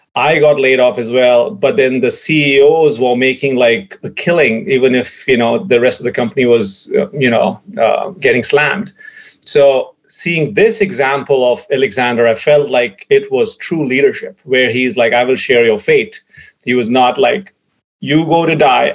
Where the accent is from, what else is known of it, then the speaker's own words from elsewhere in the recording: India; growing up in India